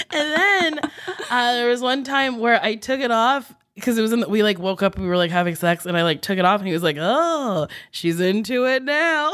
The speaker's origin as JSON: {"language": "English", "region": "East Coast", "country": "United States", "tie": "born or raised there", "said": "I grew up on the East Coast"}